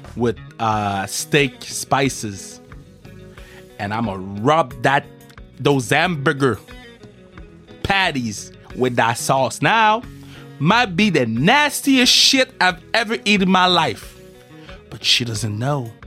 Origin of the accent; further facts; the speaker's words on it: Canada; I'm from Canada